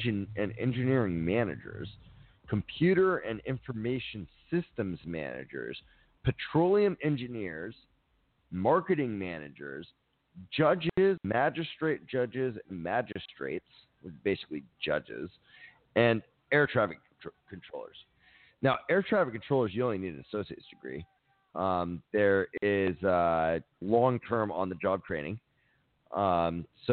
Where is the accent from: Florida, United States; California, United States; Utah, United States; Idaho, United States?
Florida, United States; Miami; I grew up in Miami